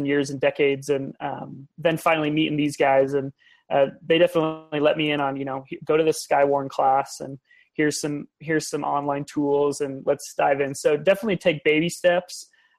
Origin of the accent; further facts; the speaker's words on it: Lincoln, Nebraska, United States; moved away as an adult; now in Austin, United States; I grew up in Lincoln, so I'm a Cornhusker.